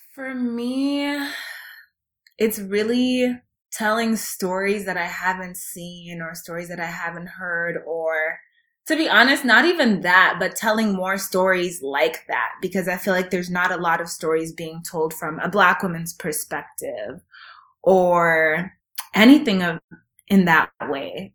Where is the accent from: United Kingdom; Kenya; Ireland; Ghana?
Kenya; now in United States; being Kenyan, Kenyan and emigrating to the States